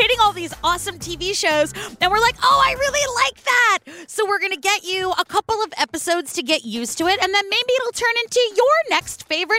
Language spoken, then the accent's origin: English; California, United States; I am from California.